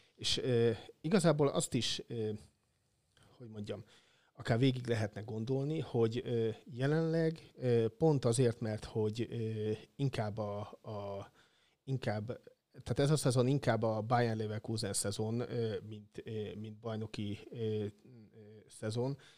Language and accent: Hungarian; Nyíregyháza, Szabolcs-Szatmár-Bereg, Hungary; now in Szeged, Hungary; szülővárosom labdarúgás, a nyíregyházi labdarúgás